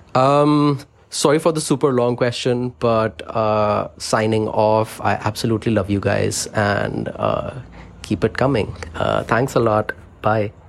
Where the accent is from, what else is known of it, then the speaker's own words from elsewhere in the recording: India; I come from India